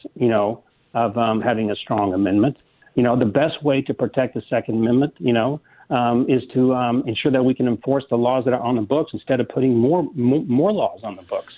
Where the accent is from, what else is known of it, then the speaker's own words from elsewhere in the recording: Midwest, United States; moved away; being a kid growing up in the Midwest around them, but my, my father was a retired cop after 25 years in Kansas City